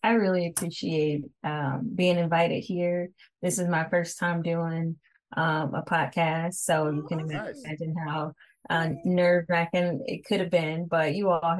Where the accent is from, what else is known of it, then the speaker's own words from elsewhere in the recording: Kansas City, United States; moved away as an adult; now in Aberdeen, United States; I'm actually from the Kansas City area, born and raised, but I reside in Maryland right now.